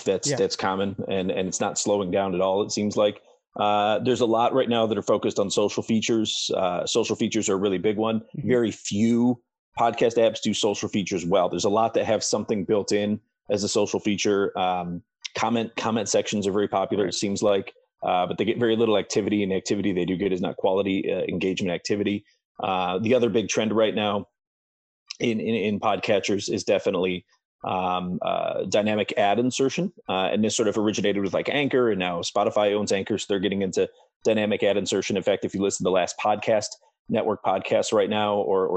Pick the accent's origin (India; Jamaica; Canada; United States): United States; Ohio and Southeast Michigan, Midwest; also born or lived in Florida; as someone from the Midwest, because I was born in Florida, raised in Ohio and in Southeast Michigan.